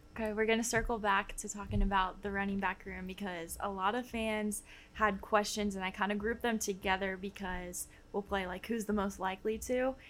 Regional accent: Dallas, Texas, United States; I'm from the Dallas area

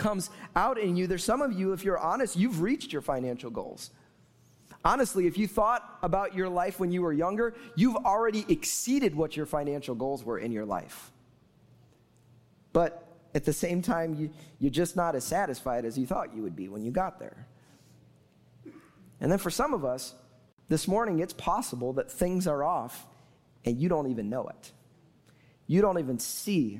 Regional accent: Chicago, Illinois, United States; moved away; I'm from Chicago, therefore, I'm a Bears fan

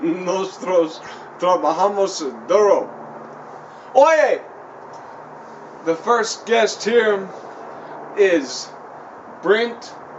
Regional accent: West Virginia, United States; No, because I'm from West Virginia and everything like that, so we got a little bit of a... Like they call that shit like the Appalachians and all

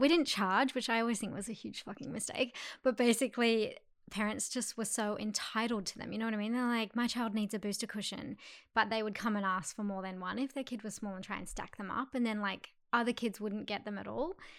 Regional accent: Perth, Western Australia, Australia; moved away as an adult; now in Sydney, Australia; I'm originally from Perth.

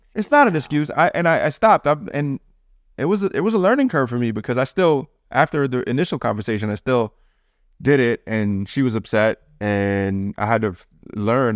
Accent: Jamaica; I'm Jamaican

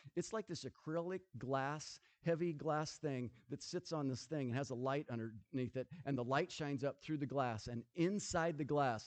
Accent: Nebraska, United States; I grew up in Nebraska. I grew up on the farm.

